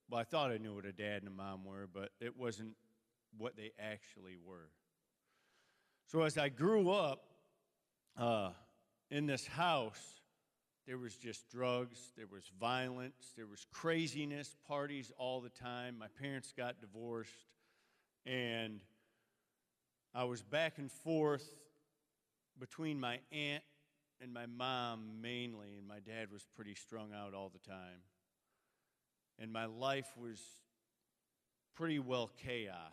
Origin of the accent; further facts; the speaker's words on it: Sturgis, United States; Uh, I come from Sturgis.